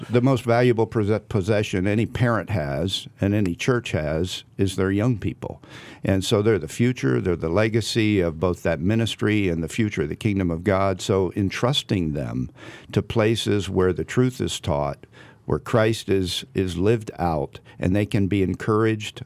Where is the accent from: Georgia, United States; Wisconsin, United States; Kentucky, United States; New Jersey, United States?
New Jersey, United States; Southern; moved away as an adult; also born or lived in New England / Virginia; now in California, United States; I grew up in Southern New Jersey.